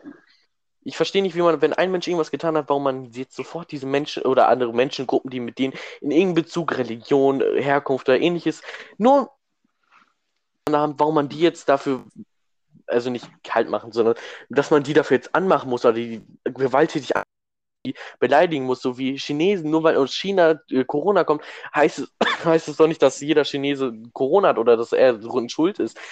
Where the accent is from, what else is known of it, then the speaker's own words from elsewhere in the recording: Germany; weil wir Deutsche sind